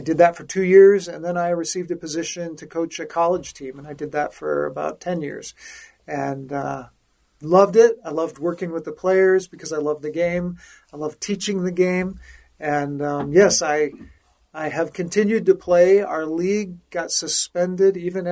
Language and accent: English; Denver, Colorado, United States; I grew up in Denver